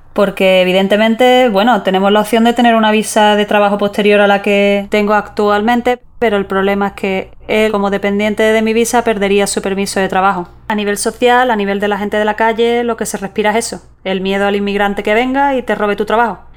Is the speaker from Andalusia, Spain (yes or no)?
yes; San Fernando, Andalusia, Spain; moved away as an adult; also born or lived in Zurich, Switzerland; now in Los Angeles, United States; soy de San Fernando, Cádiz